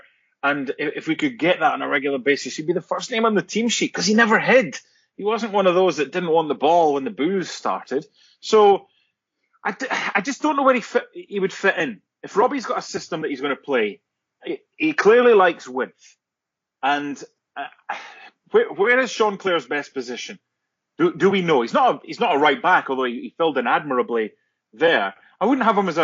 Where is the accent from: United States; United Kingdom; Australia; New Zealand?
United Kingdom; Penicuik, Scotland; Lee Bullen, who I grew up with in Penicuik